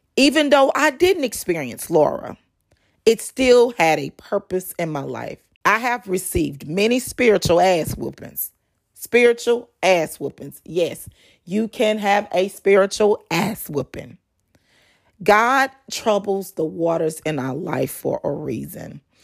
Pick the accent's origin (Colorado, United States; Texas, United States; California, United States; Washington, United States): Texas, United States; North; moved away as an adult; now in Texas Gulf Coast, United States; I was raised in North Texas